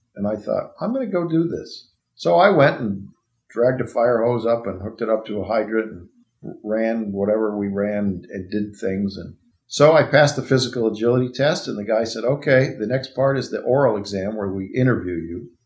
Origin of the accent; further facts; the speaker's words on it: Arcadia, California, United States; I grew up in Arcadia, which is near where we're sitting right now in Pasadena.